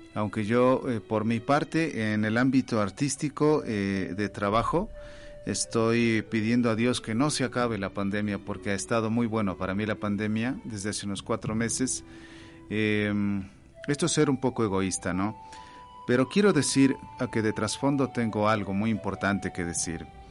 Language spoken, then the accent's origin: Spanish; Baños de Agua Santa, Tungurahua, Ecuador; now in Quito, Ecuador; nací en Baños de Agua Santa